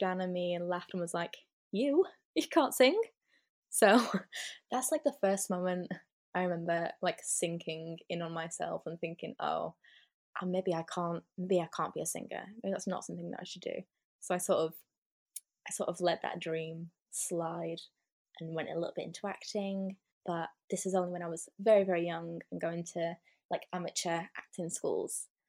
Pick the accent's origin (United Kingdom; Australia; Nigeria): United Kingdom; Lancashire, North West England; I am from the North, Lancashire, in England